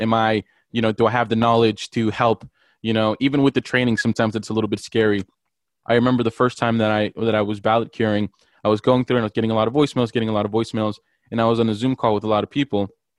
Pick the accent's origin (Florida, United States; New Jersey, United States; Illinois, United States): Florida, United States; Miami; I'm from Miami, Florida. I'm a first-generation immigrant